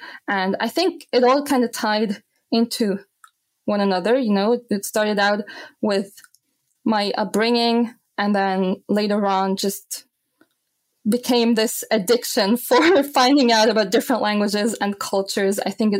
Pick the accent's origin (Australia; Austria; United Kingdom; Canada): Austria; Vienna; yes, I was born and raised in Vienna, Austria. I grew up here, but my parents are both from Egypt. So Egyptian culture always played a big role in our home, in our family. And it was kind of difficult to grow up between these two cultures.